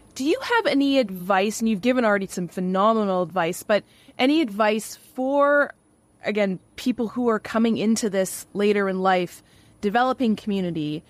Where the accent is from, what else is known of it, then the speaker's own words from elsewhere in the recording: Canada; accent: Canadian; my Canadian accent